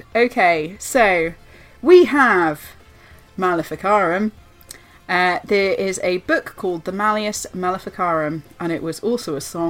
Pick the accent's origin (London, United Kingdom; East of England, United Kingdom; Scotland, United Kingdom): East of England, United Kingdom; And … is because I'm from Essex, so I'm a mouthy … girl.